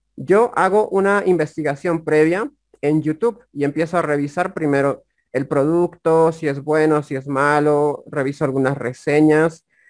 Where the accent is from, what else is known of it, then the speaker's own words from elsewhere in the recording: La Paz, Bolivia; Soy del país de Bolivia. Soy del Departamento de La Paz